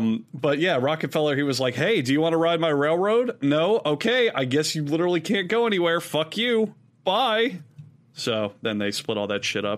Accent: United States; despite being American

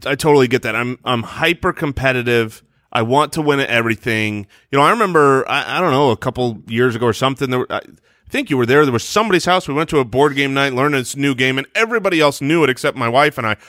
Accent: Arizona, United States; born or raised there

